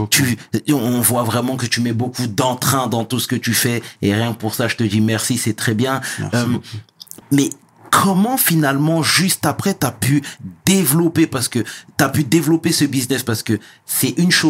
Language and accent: French; Senegal; Parce que tu sais très bien, nous, on est